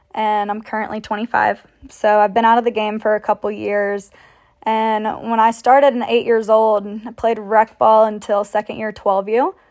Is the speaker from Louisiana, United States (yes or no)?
no; Canton, Georgia, United States; also born or lived in Milledgeville, Georgia; I ended up moving back to my hometown in Canton, Georgia